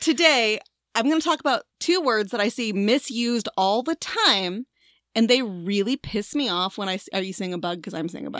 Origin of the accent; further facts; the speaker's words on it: Tornado Alley, United States; moved away; also born or lived in Washington, D.C.; we grew up in Tornado Alley